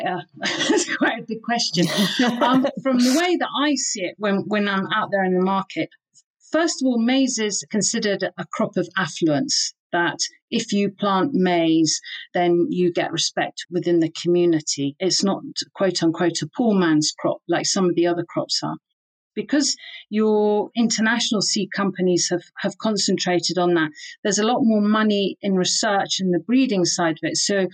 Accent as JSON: {"language": "English", "country": "Tanzania", "tie": "born or raised there", "also_born_or_lived": "Kenya / United Kingdom", "said": "So I grew up in Tanzania, Kenya, and also in the UK."}